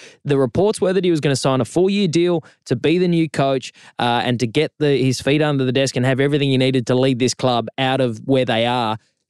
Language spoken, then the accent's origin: English; Adelaide, South Australia, Australia; moved away; State of Origin in my hometown of Adelaide today.